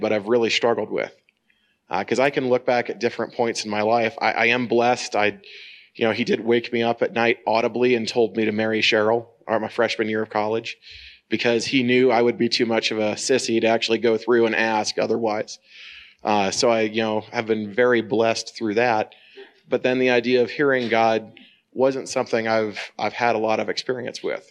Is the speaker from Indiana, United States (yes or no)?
yes; Northern Indiana, United States; I'm from Northern Indiana